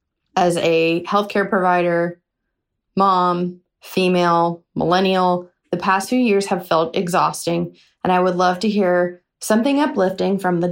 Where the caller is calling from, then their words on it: Cleveland, Ohio, United States; I'm from Cleveland, Ohio.